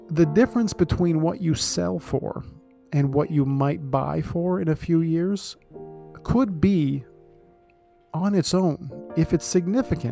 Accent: Scarborough, Ontario, Canada; I grew up in Scarborough

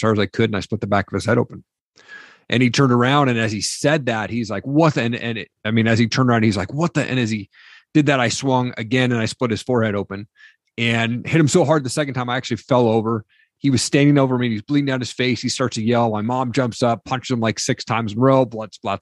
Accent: Eastern Washington, United States; also born or lived in Seattle; I grew up in Eastern Washington

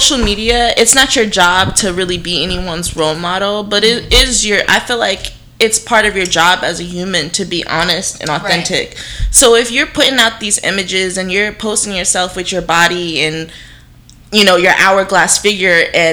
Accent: New Jersey, United States; I'm from Jersey

